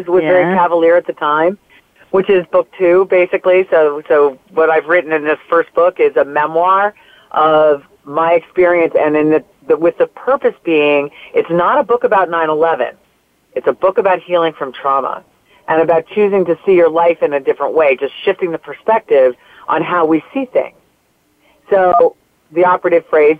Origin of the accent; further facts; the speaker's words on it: North Jersey coast, New Jersey, United States; also born or lived in New York City; we moved to New Jersey from New York, where it's back to the area I grew up in on the North Jersey coast